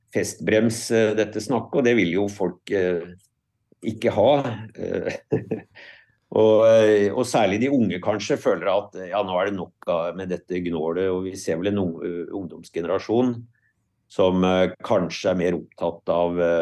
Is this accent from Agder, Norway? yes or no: no; Lillehammer, Innlandet, Norway; jeg er jo sjøl fra Lillehammer, så jeg har jo fulgt og tilbrakte mye av min oppvekst i Lågendeltaet